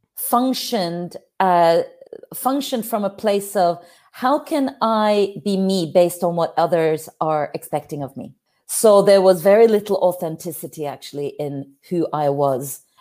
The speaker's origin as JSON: {"language": "English", "country": "Norway", "said": "I'm from Norway, up there in the cold north"}